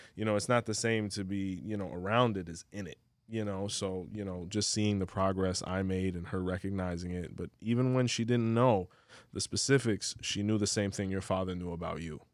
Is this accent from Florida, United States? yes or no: yes; Hialeah, Florida, United States; now in Orlando, United States; I'm from Hialeah